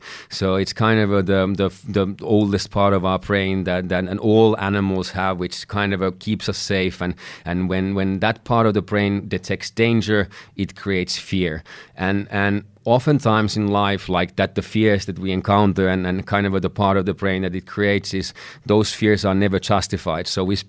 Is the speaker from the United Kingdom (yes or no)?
no; Finland; English is a second language; in my home country of Finland, it was something that was illegal.